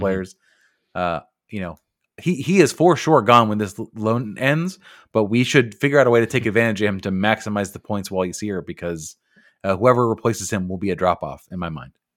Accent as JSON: {"language": "English", "country": "United States", "said": "we are American"}